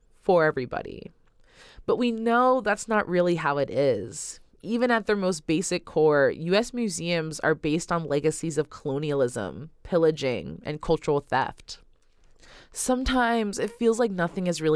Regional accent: Oakland, California, United States; researcher, radio producer, and artist born and raised in Oakland, California

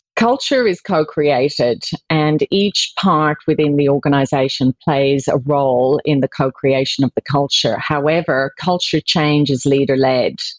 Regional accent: Ireland; moved away as an adult; now in Australia; I was born in Ireland, um, as you can probably tell by my accent, um, but I moved to Australia in 1994 actually, and I've spent most of my life living here in Australia.

